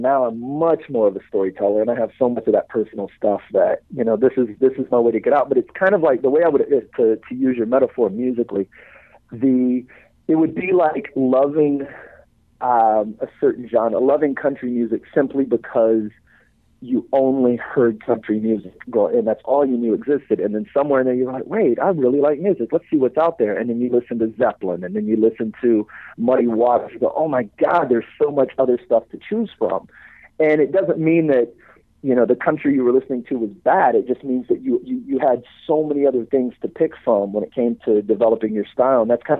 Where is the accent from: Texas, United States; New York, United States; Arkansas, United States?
Texas, United States; Beaumont; A little town called Beaumont.